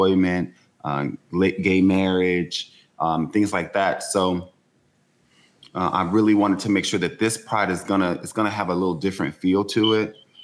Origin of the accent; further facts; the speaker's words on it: Shreveport, Louisiana, United States; I'm from Shreveport, you know where I'm from